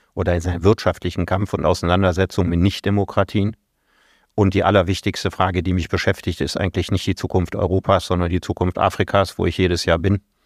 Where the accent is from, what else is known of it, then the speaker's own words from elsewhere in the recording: Solingen, North Rhine-Westphalia, Germany; meine Heimatstadt Solingen